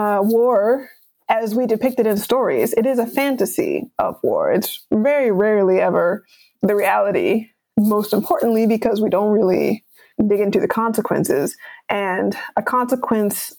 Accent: United States; if we're American

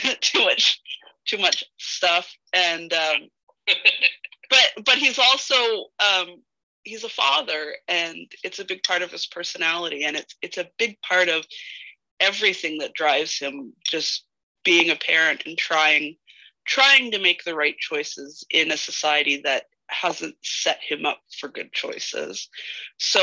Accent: Canada; It must be in my DNA as a Canadian

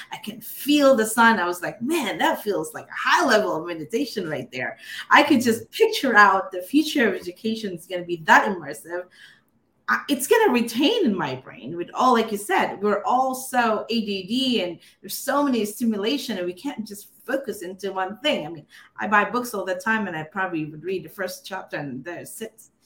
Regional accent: Philippines; I grew up in the Philippines

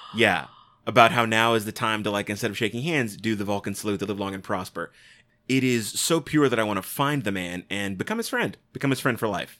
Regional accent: United States; I'm an American. I say ballot

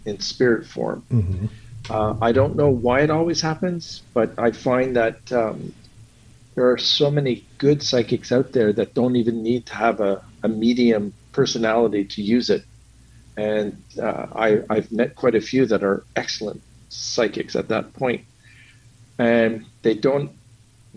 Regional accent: Montreal, Quebec, Canada; I grew up in Montreal, Quebec, Canada

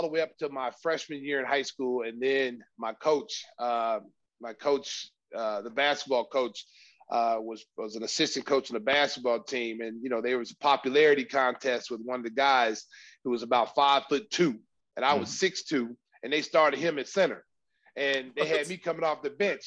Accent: Oklahoma, United States; I grew up in Oklahoma, where football is

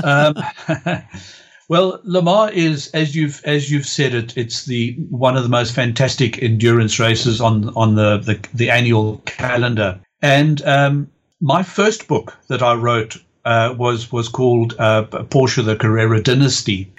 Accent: East London, Eastern Cape, South Africa; the city where I grew up in South Africa called East London

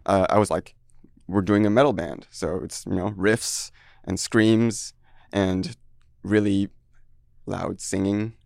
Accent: France; moved away as an adult; also born or lived in Taiwan; now in Seattle, United States; I grew up there until eighteen, and then I moved

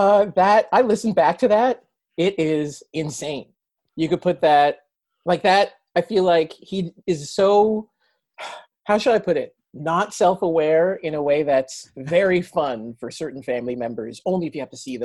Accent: Canada; I'm Canadian

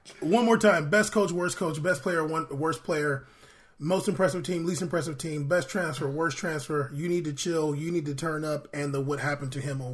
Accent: United States; we're American

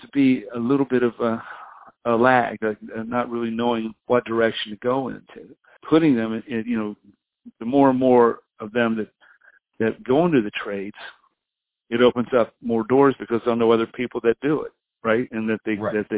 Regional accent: United States; I come from the West Virginia, Ohio area

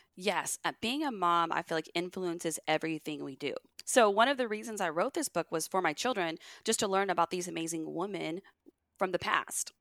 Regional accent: Dallas, Texas, United States; also born or lived in Rhode Island; we do the school year in Dallas 'cause that's where I'm from

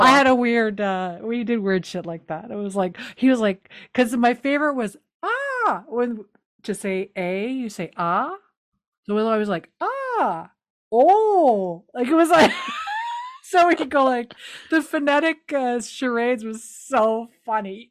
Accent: New Brunswick, Canada; I'm from New Brunswick

